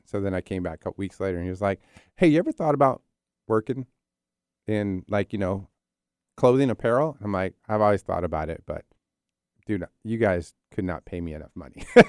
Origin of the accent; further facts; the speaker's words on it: New Jersey, United States; also born or lived in Philadelphia, Pennsylvania; I'm an East Coast guy. So I was born in Philly, Philly, Raised in South Jersey, Jersey